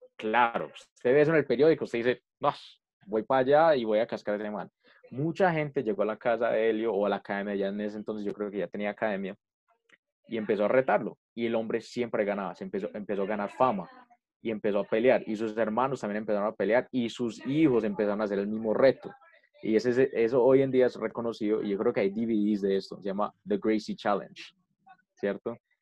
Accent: Colombia; nosotros como colombianos

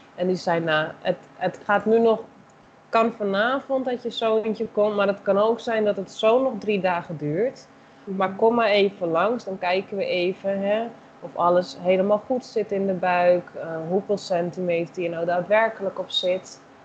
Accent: Netherlands; moved away as an adult; now in Brazil; zelf ben ik Nederlander

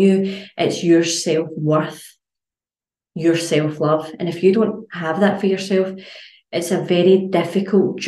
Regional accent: Scotland, United Kingdom; as Scottish people

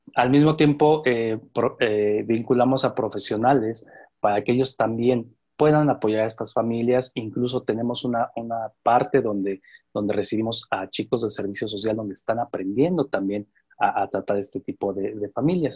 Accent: Valle del Mezquital, Hidalgo, Mexico; Con mucho orgullo soy de hidalguense. Con mucho orgullo soy del Valle del Mezquital

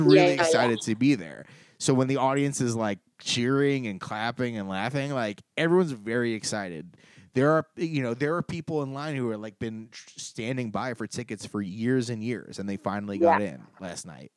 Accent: Los Angeles, California, United States; growing up in Los Angeles

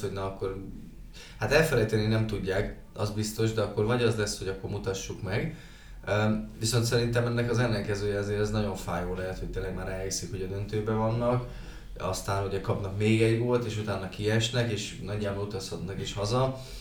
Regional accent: Debrecen, Hajdú-Bihar, Hungary; debreceniek vagyunk

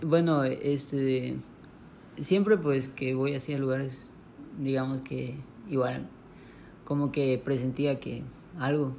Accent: Monterrey, Nuevo León, Mexico; moved away; also born or lived in Palenque; yo nací en Monterrey

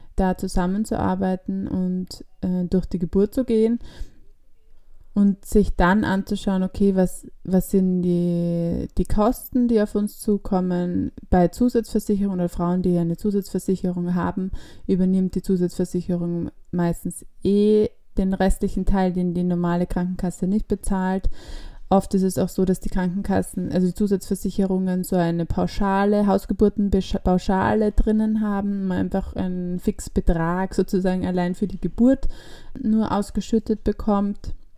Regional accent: Austria; bei uns in Österreich

